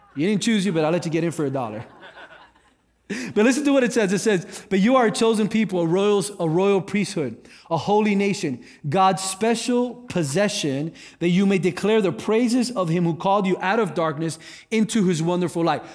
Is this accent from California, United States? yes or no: no; South Florida, United States; I grew up in South Florida.